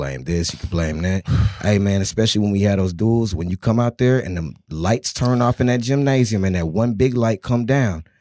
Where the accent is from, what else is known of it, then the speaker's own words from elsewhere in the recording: Texas, United States; I'm from Texas